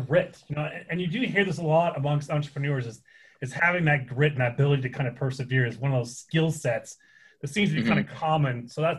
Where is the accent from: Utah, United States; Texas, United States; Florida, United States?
Utah, United States; Woods Cross; you are a Woods Cross High School graduate, and so am I.